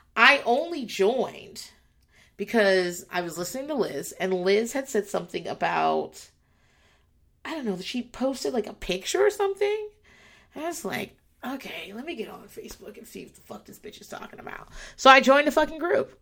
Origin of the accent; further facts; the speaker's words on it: southeastern Virginia, United States; I grew up in um, southeastern Virginia